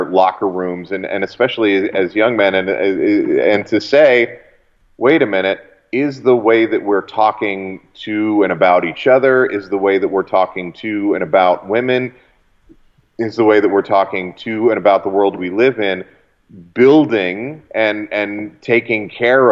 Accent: Canada; as a Canadian

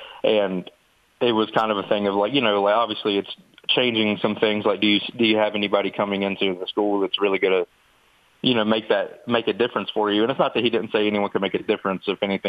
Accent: Mercer County, West Virginia, United States; Yeah, I'm from Mercer County

